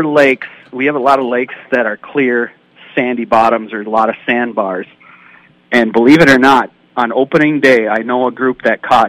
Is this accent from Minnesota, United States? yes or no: yes; Nevis, Minnesota, United States; we grew up together in Nevis